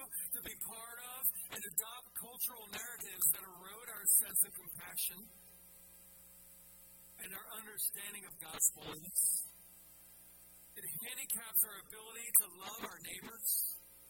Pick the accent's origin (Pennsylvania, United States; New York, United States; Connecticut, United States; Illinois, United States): Pennsylvania, United States; Philadelphia; I'm from Philadelphia and we say things like use guys and stuff like